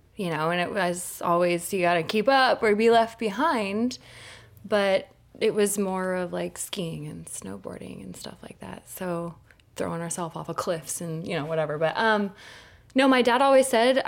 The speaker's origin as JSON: {"language": "English", "country": "United States", "tie": "born or raised there", "moved": "yes", "said": "growing up in Tahoe"}